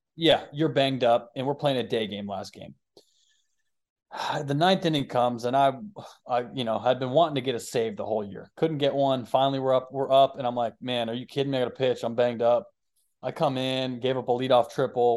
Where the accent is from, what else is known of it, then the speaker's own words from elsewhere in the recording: Boston, Massachusetts, United States; I grew up in Boston, so I would go to Boston games growing up